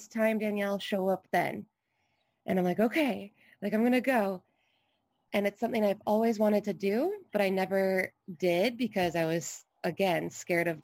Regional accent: Michigan, United States; now in Hawaii, United States; I grew up in Michigan, which is absolutely beautiful

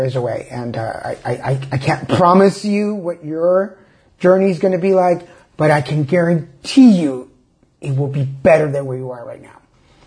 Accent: Mexico; now in California, United States; I am one of those Mexicans, Mexican-Americans

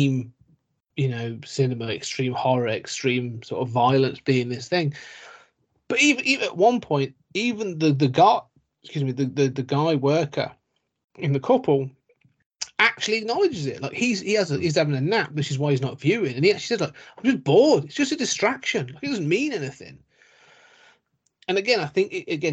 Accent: Coventry, West Midlands, United Kingdom; I'm from Coventry, and Coventry's right next to Warwickshire

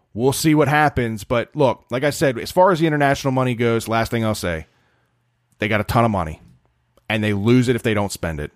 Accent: Baltimore, Maryland, United States; I'm from Baltimore

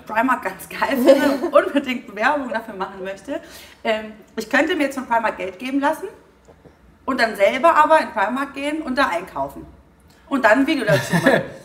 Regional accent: Heidelberg, Baden-Württemberg, Germany; ich in Heidelberg geboren

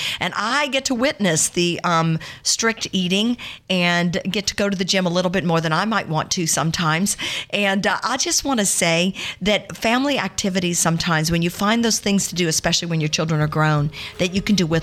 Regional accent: Baton Rouge, Louisiana, United States; … and I grew up in the Baton Rouge, South Side area.

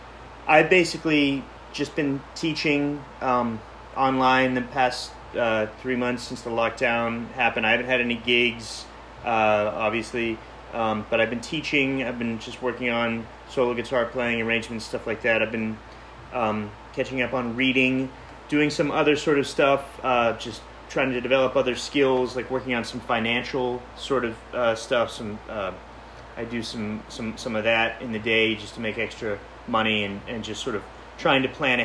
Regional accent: Pittsburgh, Pennsylvania, United States; now in New York, United States; Pittsburgh, Pennsylvania.

